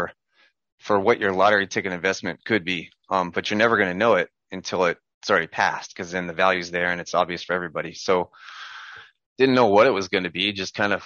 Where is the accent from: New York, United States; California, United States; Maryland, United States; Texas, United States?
California, United States; Southern; I'm from Southern California.